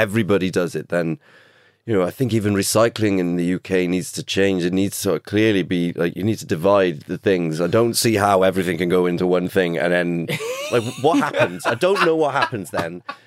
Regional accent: Cardiff, Wales, United Kingdom; growing up in Cardiff

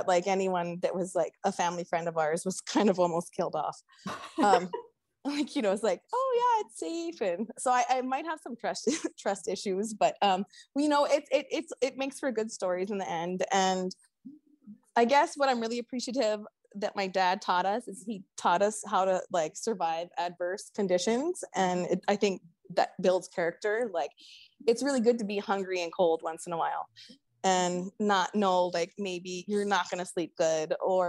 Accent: Hawaii, United States; being Hawaiian

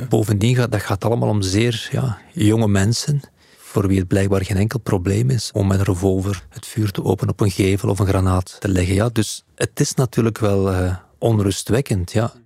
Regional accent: Belgium

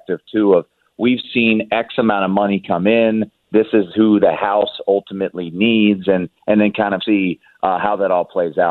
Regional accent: Washington, District of Columbia, United States; now in Las Vegas, United States; being back on in my hometown.

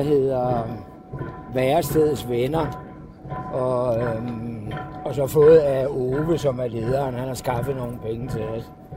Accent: Copenhagen, Capital Region of Denmark, Denmark; moved away as an adult; also born or lived in Thy; jeg er jo københavner

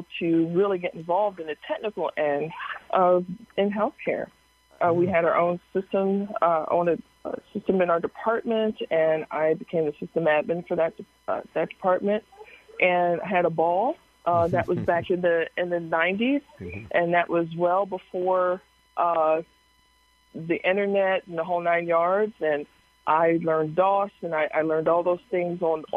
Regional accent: Harrisburg, Pennsylvania, United States; I am from Harrisburg, Pennsylvania, born and raised

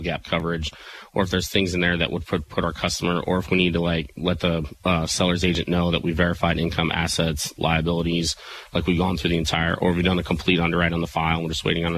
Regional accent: Murphysboro, Illinois, United States; moved away; I now have an office in Murfreesboro, Illinois, really? My hometown

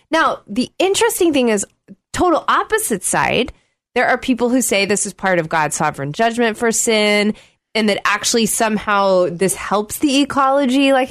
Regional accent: Oklahoma, United States; I grew up in Oklahoma

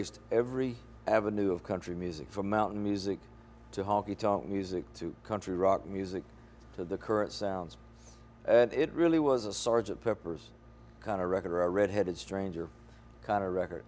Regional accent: Mississippi, United States; moved away

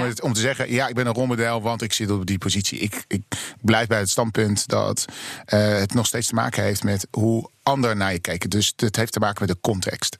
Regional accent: Rotterdam, South Holland, Netherlands; moved away as an adult; now in Amsterdam, Netherlands; in ben Rotterdammer

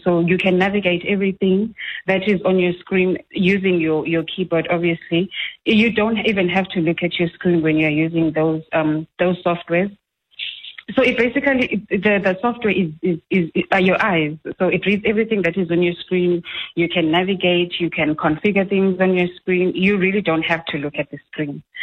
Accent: Willowvale, Eastern Cape, South Africa; I'm from the Willowvale Eastern Cape

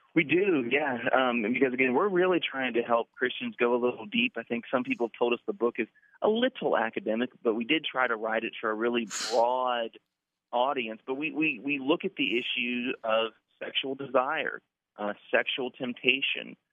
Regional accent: Orlando, Florida, United States; I'm from Orlando, so that's part of my identity. I'm from Orlando

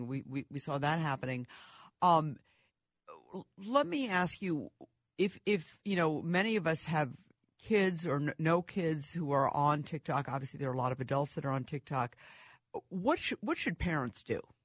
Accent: Minnesota, United States; I'm from Minnesota

